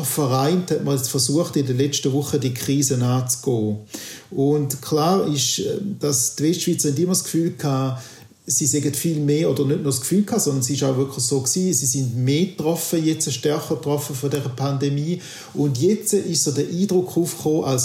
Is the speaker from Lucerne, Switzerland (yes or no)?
no; St. Gallen, Switzerland; Ich bin St. Galler und ich bin doch auch sehr erstaunt gewesen